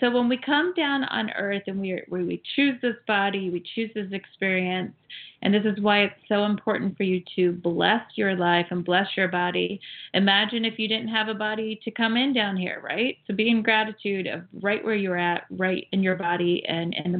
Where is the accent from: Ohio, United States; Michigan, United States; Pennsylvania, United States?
Ohio, United States; also born or lived in Florida; now in California, United States; I grew up and raised in Ohio, but then I lived in Florida for 24 years.